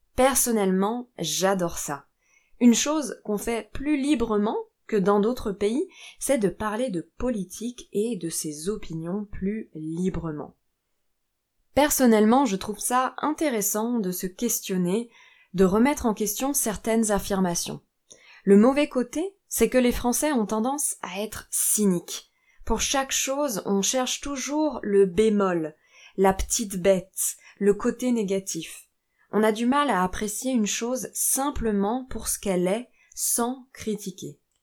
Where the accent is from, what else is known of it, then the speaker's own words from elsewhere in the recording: France; Je suis française